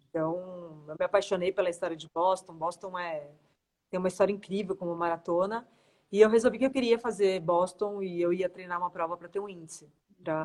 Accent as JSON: {"language": "Portuguese", "town": "Santos", "region": "São Paulo", "country": "Brazil", "moved": "yes", "lives_now": "São Paulo, Brazil", "said": "sou de Santos, mas eu moro em São Paulo"}